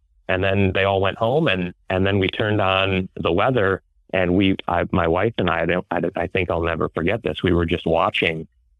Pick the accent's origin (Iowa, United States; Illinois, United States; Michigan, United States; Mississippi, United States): Michigan, United States; moved away as an adult; now in Paducah, United States; I'm from Michigan, and my father's a pastor in Michigan. All of my family's in Michigan. My wife's family is from Michigan.